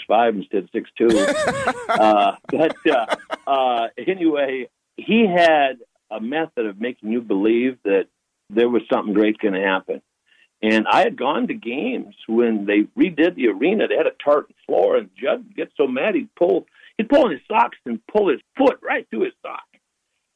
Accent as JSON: {"language": "English", "town": "Missoula", "region": "Montana", "country": "United States", "tie": "born or raised there", "also_born_or_lived": "Butte, Montana", "moved": "as an adult", "lives_now": "Irvine, United States", "said": "I was born in Butte, actually, and then moved to Missoula when I was very young"}